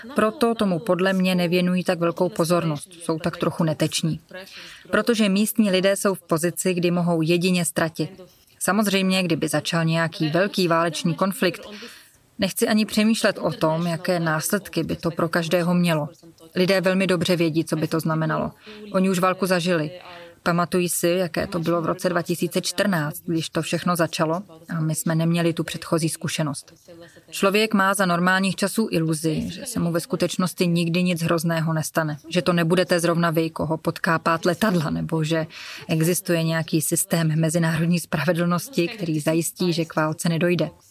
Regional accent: Donetsk, Donetsk Oblast, Ukraine; moved away; Doněck, já tu mluvím hlavně o něm, protože to je město, odkud pocházím

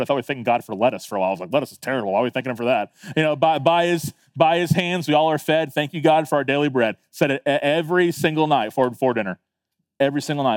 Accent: Tallahassee, Florida, United States; also born or lived in Fort Lauderdale, Florida; now in Beaufort, United States; I was nine years old when we moved to Tallahassee

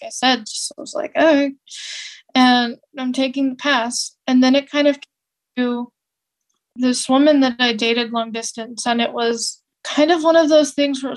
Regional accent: California, United States; where I grew up in California

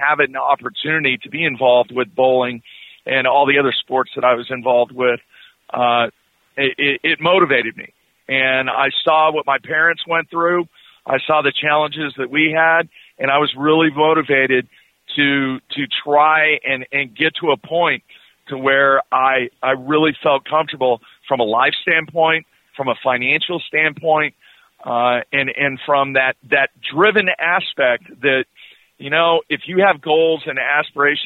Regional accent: Southern California, United States; now in Oklahoma City, United States; I grew up in Southern California

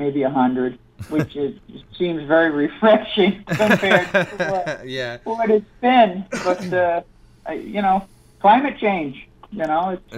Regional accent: Long Island, New York, United States; moved away as an adult; also born or lived in Southern California; now in Las Vegas, United States; I grew up on Long Island

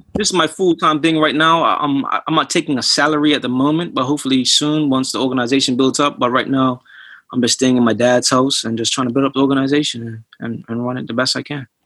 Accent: Bermuda; moved away; I'm originally from Bermuda

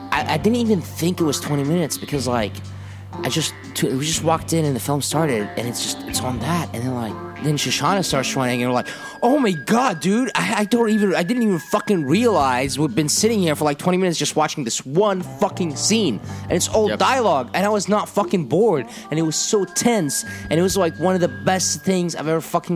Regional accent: Jordan; moved away; when I was growing up in Jordan in the 80s and 90s

